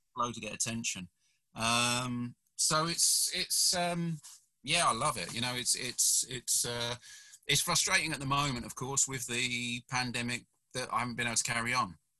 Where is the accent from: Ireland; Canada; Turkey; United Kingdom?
United Kingdom; also born or lived in South Korea; I'm a British fella